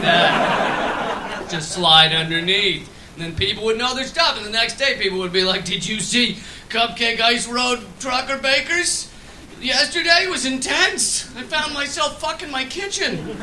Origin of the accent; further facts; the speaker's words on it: United States; accent: American; you might be able to tell by the accent. I'm American.